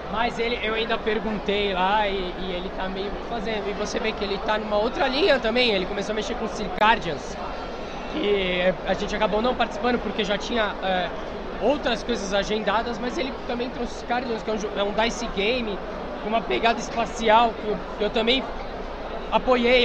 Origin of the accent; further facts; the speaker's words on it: Baixada Santista, São Paulo, Brazil; eu sou da Baixada Santista, então eu sou eu sou um carioca só que com paulista